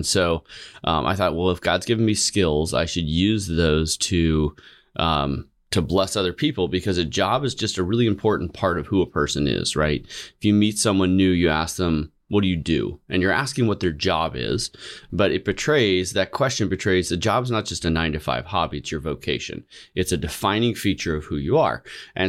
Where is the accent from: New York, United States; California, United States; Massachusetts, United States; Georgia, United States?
California, United States; I grew up in the San Francisco Bay Area.